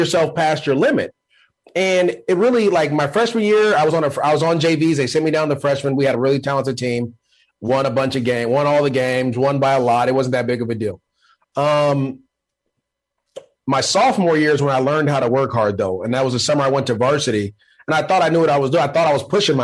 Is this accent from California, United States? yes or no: yes; Antioch, California, United States; also born or lived in Richmond, California; I'm from the East Bay. I grew up in Richmond and Antioch.